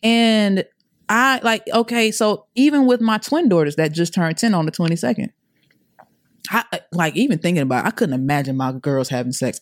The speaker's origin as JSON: {"language": "English", "town": "Atlanta", "region": "Georgia", "country": "United States", "tie": "born or raised there", "also_born_or_lived": "Clayton County, Georgia", "said": "I'm originally from Atlanta. I'm a A T L baby"}